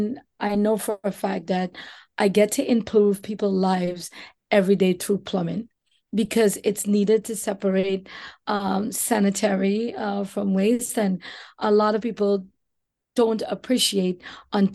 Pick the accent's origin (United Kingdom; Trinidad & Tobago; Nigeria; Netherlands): Trinidad & Tobago; moved away as an adult; now in New York City, United States; growing up in the beautiful Twin Islands of Trinidad and Tobago